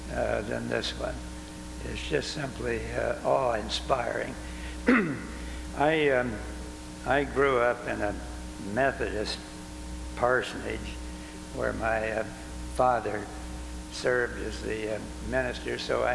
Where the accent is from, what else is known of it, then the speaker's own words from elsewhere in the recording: Mitchell, South Dakota, United States; We lived at Mitchell, South Dakota. That's been my hometown all of my life and still is.